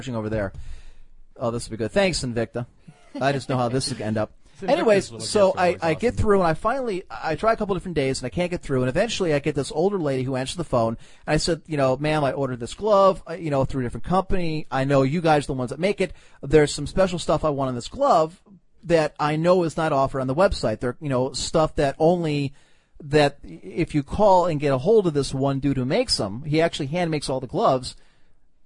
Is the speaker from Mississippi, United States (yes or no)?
no; Cleveland, Ohio, United States; I'm from Cleveland